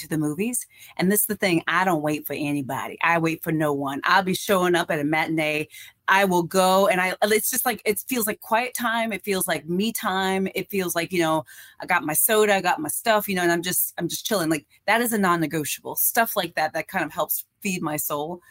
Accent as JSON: {"language": "English", "region": "Iowa", "country": "United States", "tie": "born or raised there", "said": "I was born and raised in Iowa"}